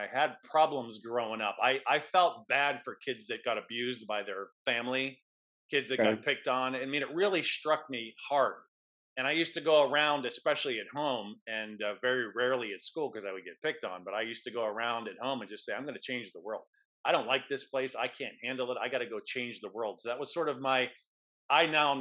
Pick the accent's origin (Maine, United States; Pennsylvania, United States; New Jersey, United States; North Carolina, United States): Pennsylvania, United States; Pittsburgh; I am a chiropractor by trade, born and raised in Pittsburgh